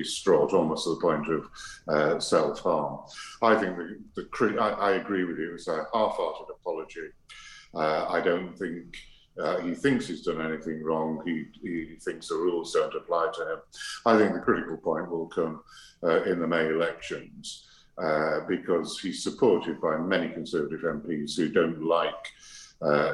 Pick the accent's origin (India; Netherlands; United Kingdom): United Kingdom; I'm also British